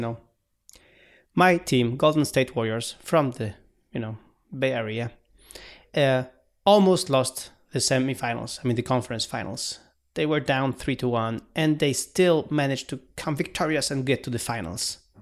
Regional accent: Poland; we are a developer from Poland, from Central Eastern Europe

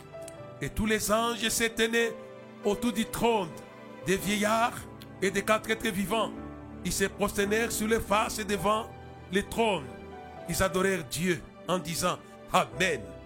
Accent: Lubumbashi, Haut-Katanga, DR Congo; chez nous, à Lubumbashi

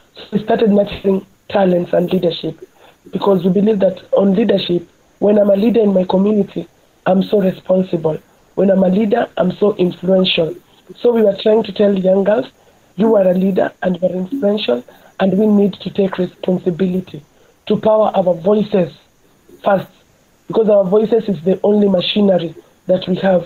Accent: Nairobi, Kenya; growing up in Kibera, and also coming from a very patriarchal community

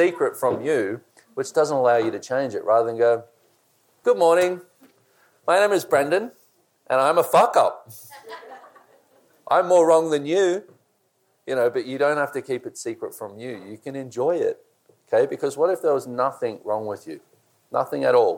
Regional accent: Australia; I'm Australian

